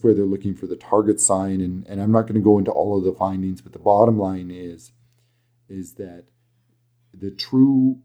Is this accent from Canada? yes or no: yes; Alberta, Canada; accent: thick Alberta; my thick Alberta accent